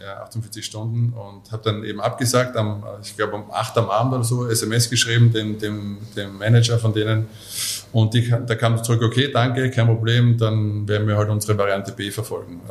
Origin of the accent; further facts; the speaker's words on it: a suburb of Mödling, Lower Austria, Austria; ich bin in, äh, in, in Vorort vor Mödling groß geworden